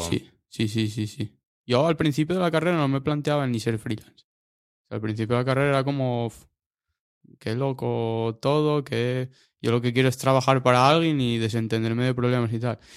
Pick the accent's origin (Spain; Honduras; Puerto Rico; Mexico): Spain; Mieres, Asturias; yo soy de Mieres, Mieres. Nací allí, vivo allí, de momento